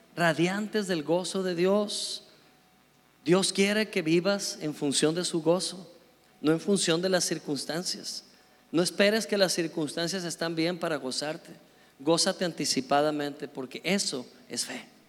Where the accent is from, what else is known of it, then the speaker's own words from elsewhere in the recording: Mexico; éramos nada más dos mexicanos con un grupo como de cuarenta y tantos noruegos